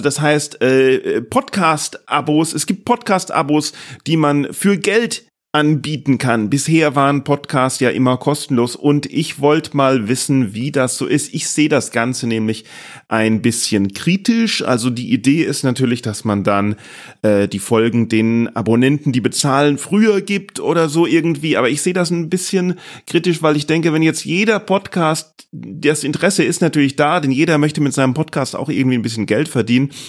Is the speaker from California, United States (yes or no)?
no; Boston, Massachusetts, United States; now in Germany; Aus Boston. Ah, ja. Ich komme aus Boston.